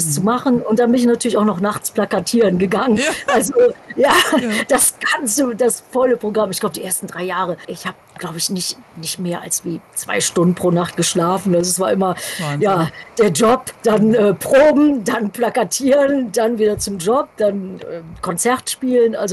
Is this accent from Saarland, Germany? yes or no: no; Düsseldorf, North Rhine-Westphalia, Germany; in meiner alten Heimat Düsseldorf. Da hat halt alles angefangen. Da hatte ich die ersten Bands gehabt